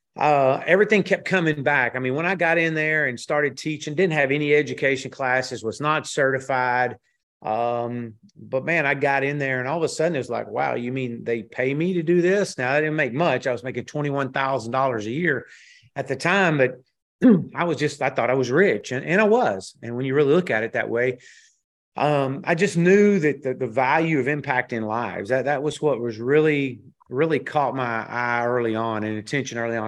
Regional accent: Texas, United States; moved away as an adult; come back to Texas, to my home state

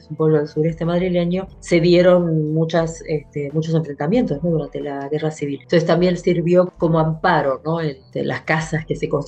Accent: José C. Paz, Buenos Aires Province, Argentina; also born or lived in San Antonio de Padua; en la provincia de Buenos Aires. Primero en San Antonio de Padua, de ahí fui a parar a José Cepaz. Toda mi infancia, digamos, se radica en José Cepaz, básicamente.

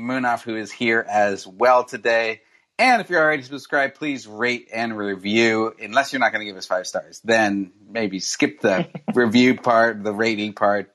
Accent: Northern Arizona, United States; I am the man born and bred in Northern Arizona

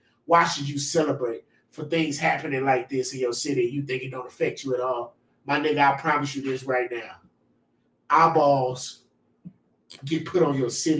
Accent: Waco, Texas, United States; I'm from Waco.

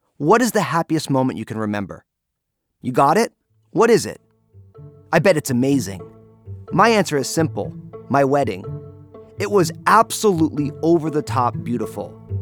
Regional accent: New Jersey, United States; moved away; I'm from New Jersey and they say things a certain way there

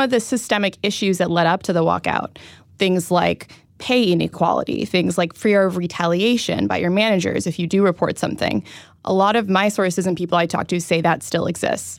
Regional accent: Silicon Valley, California, United States; I'm from Silicon Valley

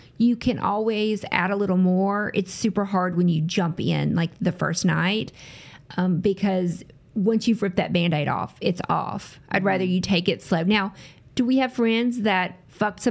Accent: the South, United States; accent: southern; I'm from the South, if you can't hear tell by my voice. I'm from the South. So I grew up in the same area, lived here my whole life

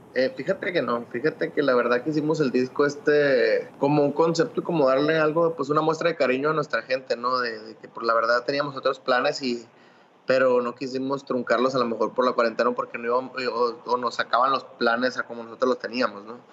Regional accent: Mexico; los que somos mexicanos

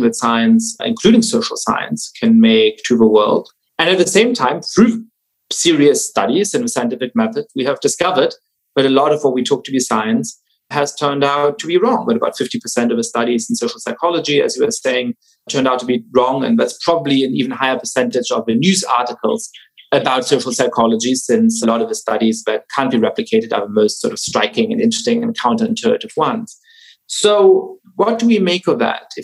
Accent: Germany; I grew up Jewish in Germany

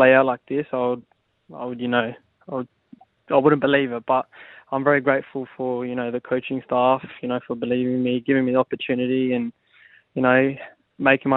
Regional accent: Adelaide, South Australia, Australia; I was obviously from Adelaide, and I grew up playing for Croydon Kings in my junior days

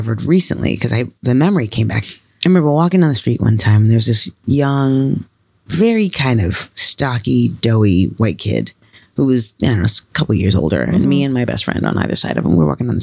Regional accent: New York City, New York, United States; also born or lived in Brooklyn, New York; So I was born in Brooklyn in Bed-Stuy. And we didn't live there long. We moved to Woodhaven, Queens.

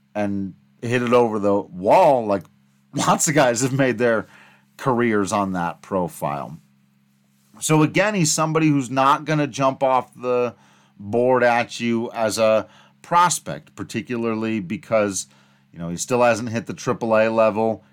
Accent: Grand Junction, Colorado, United States; Grand Junction, which, yes, happens to be my hometown

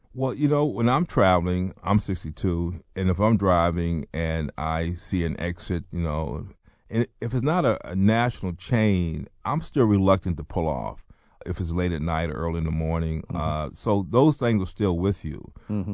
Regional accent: North Carolina, United States; also born or lived in Baltimore; I was born in Baltimore, but I grew up in North Carolina

